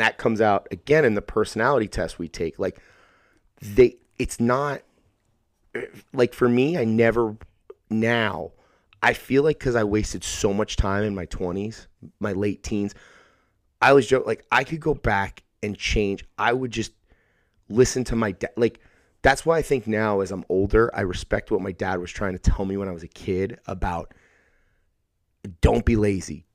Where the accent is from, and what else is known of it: Sayreville, New Jersey, United States; born or raised there